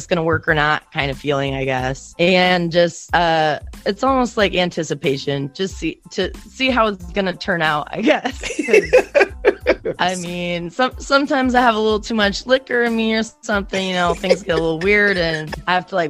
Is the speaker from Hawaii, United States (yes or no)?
no; Iowa, United States; I'm from Iowa